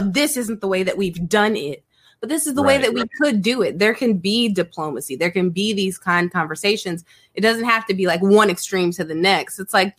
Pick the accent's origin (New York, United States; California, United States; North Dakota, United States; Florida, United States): California, United States; born there; So first of all, I'm originally from California, like where I was born was in California, but I'm an Army brat.